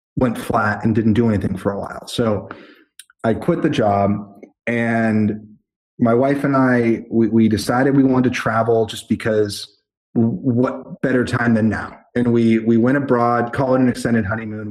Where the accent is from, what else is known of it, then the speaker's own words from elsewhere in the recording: Methuen, Massachusetts, United States; moved away as an adult; also born or lived in Boston / Los Angeles / Spain; I'm 18 years of Methuen plus four years of Boston plus 10 years